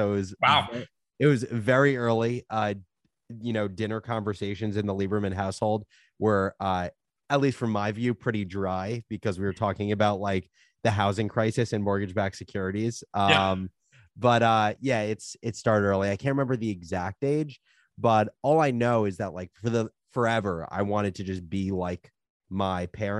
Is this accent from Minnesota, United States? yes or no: no; Livingston, New Jersey, United States; I'm from New Jersey originally, from Livingston, New Jersey, suburb, like 40 minutes outside of the city. But I grew up going to the city my whole life.